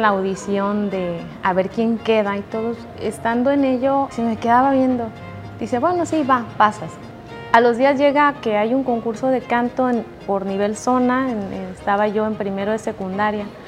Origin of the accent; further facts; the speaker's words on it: Tuxpan, Nayarit, Mexico; also born or lived in Tepic; now in Acaponeta, Mexico; nací aquí en Tepic, pero crecí en Tuxpan pero la vida me llevó a, vivir y, trabajar en Acaponeta